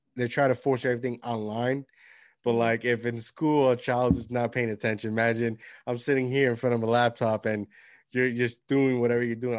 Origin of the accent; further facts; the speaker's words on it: Puerto Rico; moved away; I grew up with my grandparents in Puerto Rico